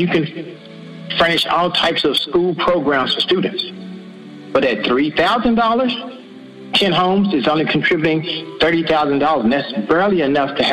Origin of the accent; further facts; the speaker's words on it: the South, United States; I'm from the South